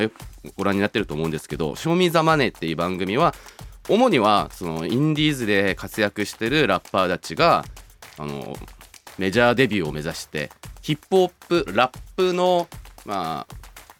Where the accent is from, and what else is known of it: Seoul, South Korea; born or raised there; moved away